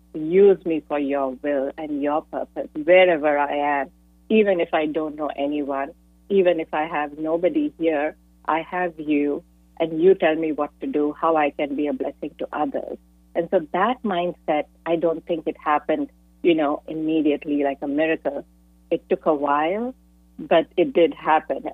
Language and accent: English; India; moved away as an adult; now in San Jose, United States; I'm an immigrant from India, and I moved to the U.S.